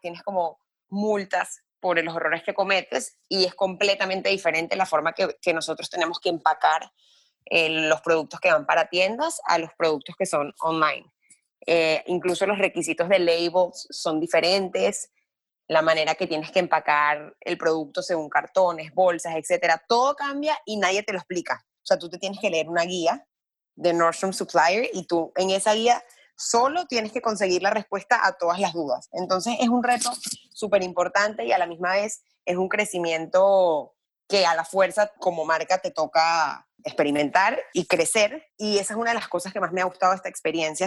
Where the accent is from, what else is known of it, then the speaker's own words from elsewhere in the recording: Caracas, Capital District, Venezuela; now in Miami, United States; yo nací en Caracas, pero mi familia es toda libanesa por todos lados.